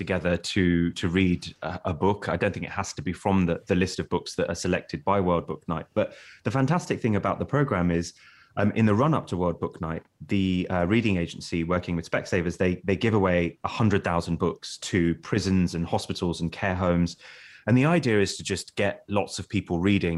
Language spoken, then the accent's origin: English; London, United Kingdom; growing up in Walthamstow, which is a suburb of East London